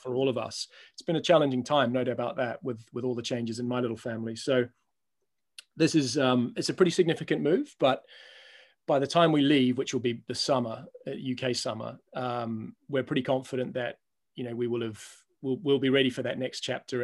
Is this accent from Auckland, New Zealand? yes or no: yes; Auckland, New Zealand; moved away; I'm a Kiwi